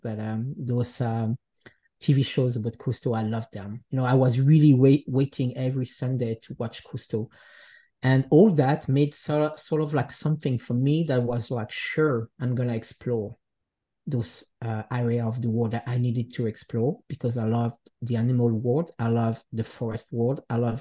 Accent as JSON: {"language": "English", "town": "Les Chenevières", "region": "Jura", "country": "Switzerland", "tie": "born or raised there", "also_born_or_lived": "Geneva, Switzerland / Gothenburg, Sweden", "second_language": "English", "moved": "yes", "said": "I really grew up into this, it's a special place. It's a small village, which is called Les Chenevières"}